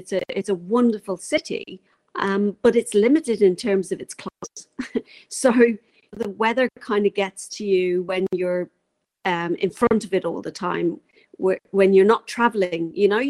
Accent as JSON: {"language": "English", "region": "England", "country": "United Kingdom", "moved": "yes", "lives_now": "New Zealand", "said": "Originally 15 years ago when I moved over from England, we bought a camper van and started traveling around, it took 4 months to do that."}